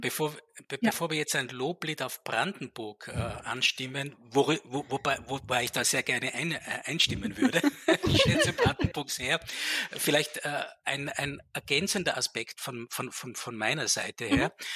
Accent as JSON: {"language": "German", "region": "Tyrol", "country": "Austria", "tie": "born or raised there", "moved": "as an adult", "lives_now": "Vienna, Austria", "said": "Ich komme ursprünglich aus Tirol und ich hatte 20 Jahre meines Lebens einen Berg vor der Nase."}